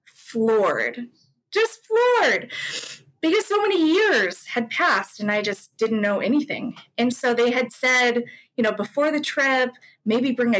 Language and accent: English; Louisville, Kentucky, United States; also born or lived in Seoul, South Korea; I was adopted to Louisville, Kentucky. And I grew up there, very typical white middle-class family neighborhood